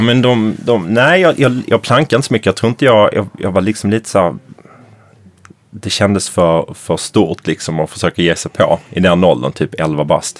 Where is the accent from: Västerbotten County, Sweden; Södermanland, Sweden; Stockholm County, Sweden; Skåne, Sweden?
Skåne, Sweden; Malmö; I Malmö, i Limhamn där jag växte upp